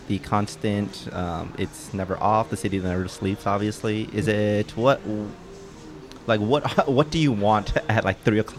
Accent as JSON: {"language": "English", "town": "San Jose", "region": "California", "country": "United States", "tie": "born or raised there", "moved": "as an adult", "lives_now": "New York, United States", "said": "I grew up in the Bay Area in California. We grew up hating"}